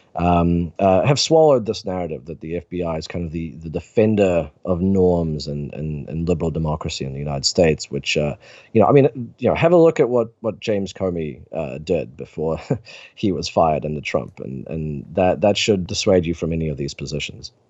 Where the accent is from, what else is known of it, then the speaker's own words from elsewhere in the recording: New Zealand; my home country of New Zealand